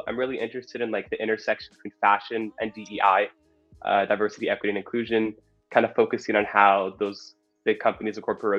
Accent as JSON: {"language": "English", "town": "Portland", "region": "Oregon", "country": "United States", "said": "But yeah, so I was raised in that environment. I'm from Portland."}